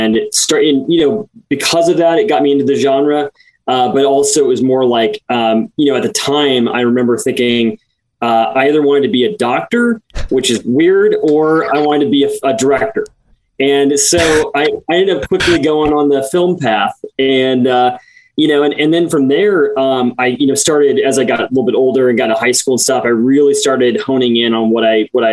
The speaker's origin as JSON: {"language": "English", "region": "Midwest", "country": "United States", "tie": "born or raised there", "said": "I grew up in the Midwest"}